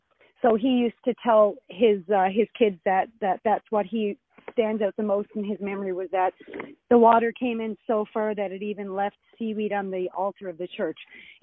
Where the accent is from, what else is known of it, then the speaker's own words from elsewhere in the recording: Canada; as a Canadian